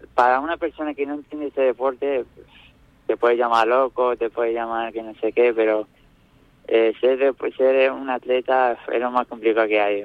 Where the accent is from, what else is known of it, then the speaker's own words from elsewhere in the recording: Nerja, Andalusia, Spain; Nerja, mi pueblo